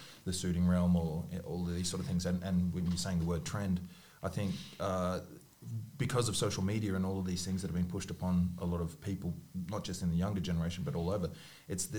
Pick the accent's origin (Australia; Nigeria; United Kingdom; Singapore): Australia; Brisbane, Queensland; I found that growing up in Brisbane